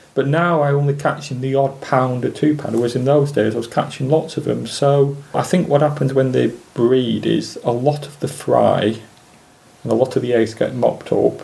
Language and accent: English; Preston, North West England, United Kingdom; I was born in Preston in 1961